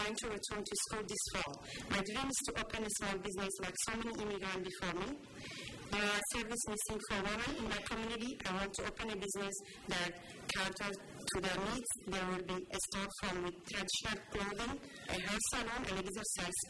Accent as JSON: {"language": "English", "country": "Djibouti", "moved": "as an adult", "lives_now": "Lewiston, United States", "said": "I'm originally from Djibouti"}